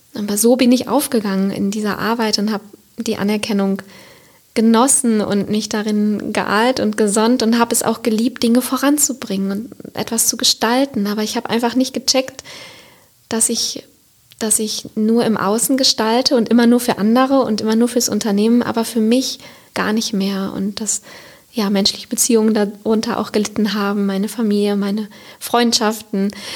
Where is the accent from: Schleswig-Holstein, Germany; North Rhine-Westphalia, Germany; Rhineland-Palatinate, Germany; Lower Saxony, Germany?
North Rhine-Westphalia, Germany; Siegerland; moved away as an adult; now in Cologne, Germany; wo ich herkomme, also aus einem kleinen Dorf im Siegerland